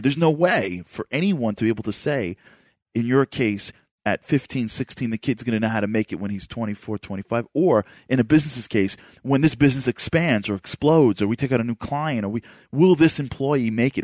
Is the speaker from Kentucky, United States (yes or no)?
no; New York City, New York, United States; moved away; I grew up in Brooklyn